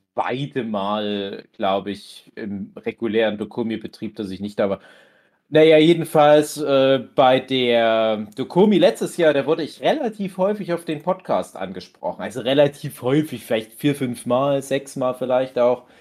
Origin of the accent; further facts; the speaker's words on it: Dortmund area, North Rhine-Westphalia, Germany; Ich komme ja dort auch aus der Ecke.